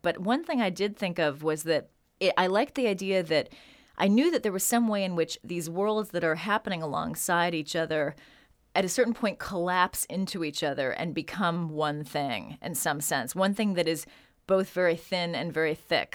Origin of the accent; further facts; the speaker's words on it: San Francisco, California, United States; also born or lived in Chicago; I grew up in San Francisco during the seventies